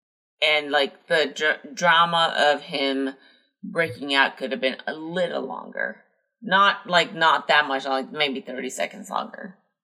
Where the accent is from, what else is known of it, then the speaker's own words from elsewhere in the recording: Midwest, United States; As a Midwestern